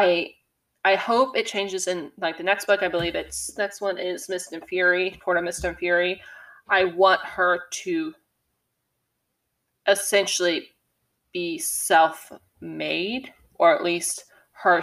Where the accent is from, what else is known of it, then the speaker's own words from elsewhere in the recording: Tennessee, United States; I'm from Tennessee. I'm around hunting all the time